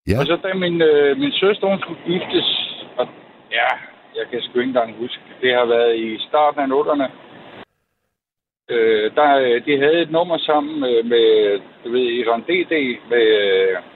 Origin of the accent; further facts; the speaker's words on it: Copenhagen, Capital Region of Denmark, Denmark; now in Jutland, Denmark; nu er jeg fra København, men jeg har boet i, i Jylland i 27 år.